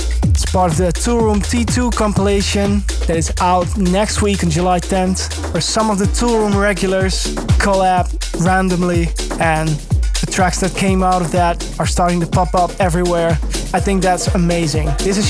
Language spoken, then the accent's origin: English; Leeuwarden, Friesland, Netherlands; my hometown Leeuwarden